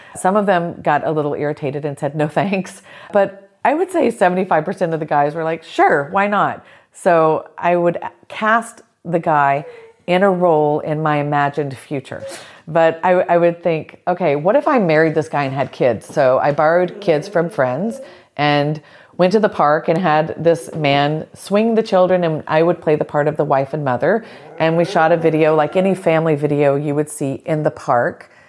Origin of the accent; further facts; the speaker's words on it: South Georgia, United States; growing up in the South, growing up in South Georgia in a tiny town